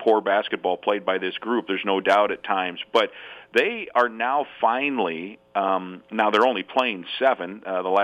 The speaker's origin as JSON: {"language": "English", "region": "Iowa", "country": "United States", "moved": "as an adult", "lives_now": "Minnesota, United States", "said": "going back to my home state"}